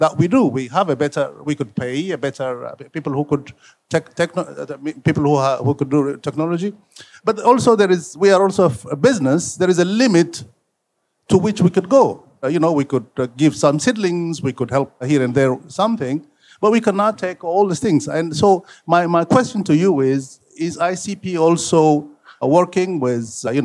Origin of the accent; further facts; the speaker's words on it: Ethiopia; I'm from Ethiopia